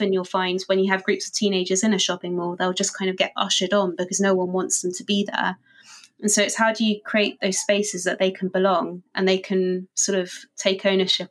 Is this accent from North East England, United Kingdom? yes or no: no; London, United Kingdom; I grew up in London